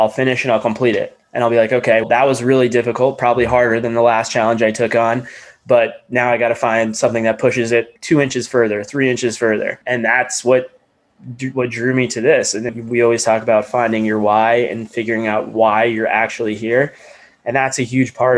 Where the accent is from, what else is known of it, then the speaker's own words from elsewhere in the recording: Atlanta, Georgia, United States; I'm from Atlanta. I grew up in Atlanta.